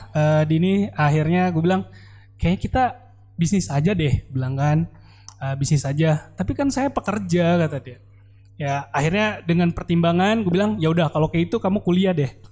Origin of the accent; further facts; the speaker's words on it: Palembang, South Sumatra, Indonesia; now in Bandung, Indonesia; saya yang perantau dari Palembang akhirnya memutuskan untuk tinggal di Bandung.